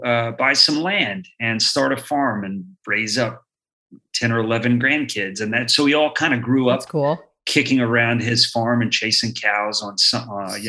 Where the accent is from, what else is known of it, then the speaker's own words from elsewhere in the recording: Slick, Oklahoma, United States; I grew up in Oklahoma in a little bitty place called Slick, which was an oil boom town.